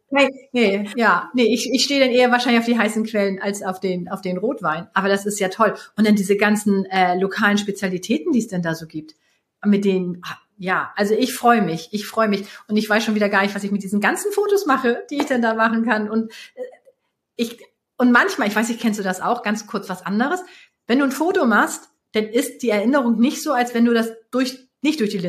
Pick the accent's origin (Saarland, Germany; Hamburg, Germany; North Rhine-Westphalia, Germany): Hamburg, Germany; also born or lived in Switzerland / Bavaria; Also ich komme ja nun aus Hamburg und ich liebe die Berge. Ich habe äh, lange Zeit in der Schweiz gelebt, davor in Bayern.